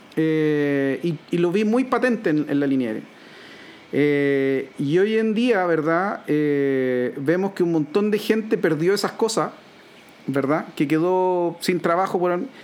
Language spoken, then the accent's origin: Spanish; Chile; nosotros como chilenos